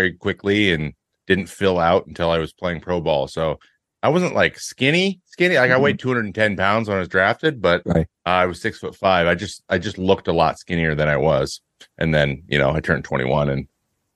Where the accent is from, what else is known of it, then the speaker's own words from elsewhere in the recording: the Northwest, Pacific Northwest, United States; I'm from the Northwest